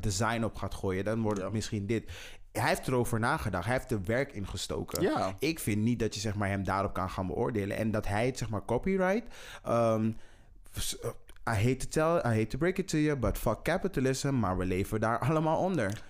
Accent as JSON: {"language": "Dutch", "country": "Netherlands", "said": "wij als Nederlanders. Wij als Nederlanders"}